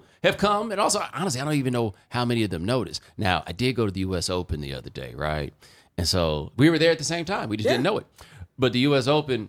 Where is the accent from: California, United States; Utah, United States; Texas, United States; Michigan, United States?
Texas, United States; Houston; also born or lived in Atlanta; I did not grow up in Atlanta. I was born in Atlanta. Yes. I grew up in Houston, but I went to college in Atlanta.